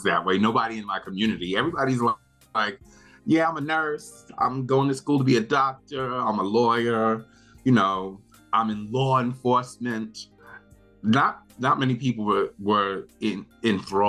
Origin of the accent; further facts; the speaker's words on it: New York City, New York, United States; now in Brooklyn, United States; I grew up in Queens, Laurelton, Queens, to be exact